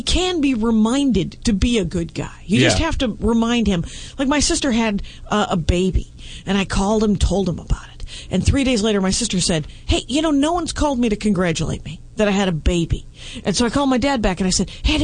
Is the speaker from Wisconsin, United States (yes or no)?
yes; Milwaukee, Wisconsin, United States; We're from Milwaukee